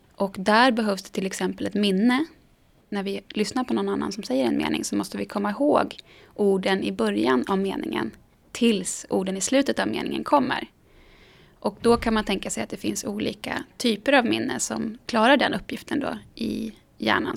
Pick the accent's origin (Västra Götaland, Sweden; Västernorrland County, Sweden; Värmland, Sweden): Västernorrland County, Sweden; Sundsvall; now in Stockholm, Sweden; min lilla småstad som jag växte upp i Sundsvall